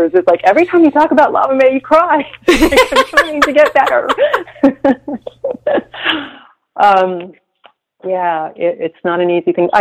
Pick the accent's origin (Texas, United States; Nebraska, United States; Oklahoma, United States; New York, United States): Texas, United States; now in San Francisco, United States; I grew up in Texas in relatively medium-ish town